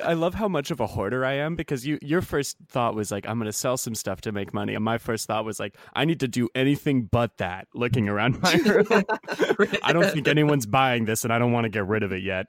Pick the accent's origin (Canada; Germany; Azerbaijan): Canada; I'm Canadian.